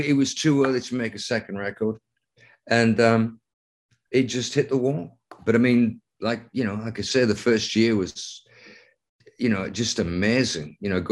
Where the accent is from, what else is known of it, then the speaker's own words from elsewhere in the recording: Lancaster, North West England, United Kingdom; I went to art school in Lancaster, England, my hometown, for 4 years.